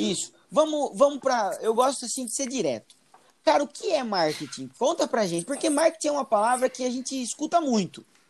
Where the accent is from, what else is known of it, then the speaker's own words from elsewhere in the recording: Piracicaba, São Paulo, Brazil; now in Itapetininga, Brazil; hoje eu tô na região de Itapetininga, moro aqui em Itapetininga, oi, Tapetininga Itapetininga que eu amo. Mas eu venho de Piracicaba